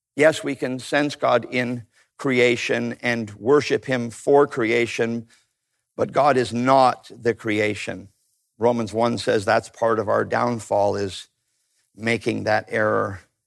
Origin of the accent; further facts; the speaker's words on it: Canada; I grew up in Canada